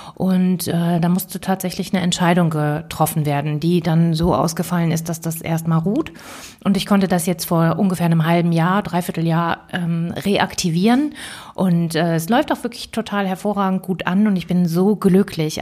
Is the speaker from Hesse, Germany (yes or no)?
no; Bonn, North Rhine-Westphalia, Germany; also born or lived in Cologne; now in Berlin, Germany; Und ich bin gebürtige Kölnerin beziehungsweise Rheinländerin. Eigentlich bin ich in Bonn geboren, aber ich erzähle das immer so gerne, weil ich wirklich auch mit Leib und Seele Rheinländerin bin.